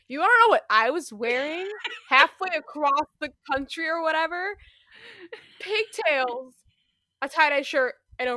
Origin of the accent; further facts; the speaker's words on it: Midwest, United States; I'm from the Midwest.